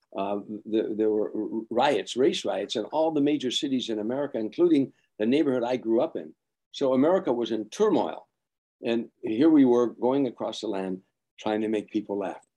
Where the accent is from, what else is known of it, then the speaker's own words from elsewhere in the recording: Chicago, Illinois, United States; a raggedy kid growing up in the South Side